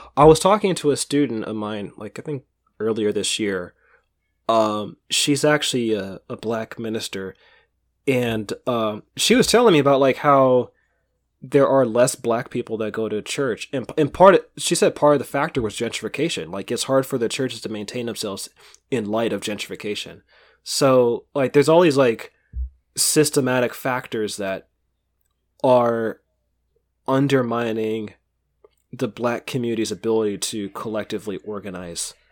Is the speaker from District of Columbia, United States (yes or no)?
no; Bay Area, California, United States; growing up in the Bay Area, like, twenty years ago